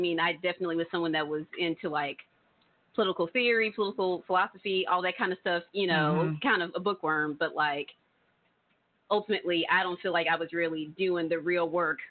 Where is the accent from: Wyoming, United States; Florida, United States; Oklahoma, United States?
Oklahoma, United States; Tulsa; Well, I was born right here in North Tulsa.